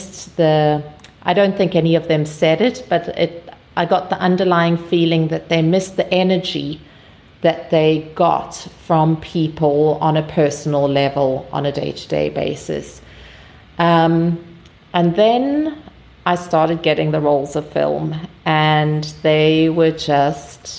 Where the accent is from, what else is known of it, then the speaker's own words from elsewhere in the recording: South Africa; I'm from South Africa